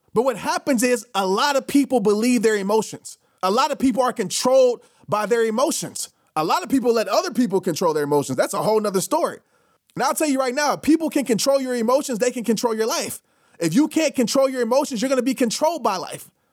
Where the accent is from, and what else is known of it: New Orleans, Louisiana, United States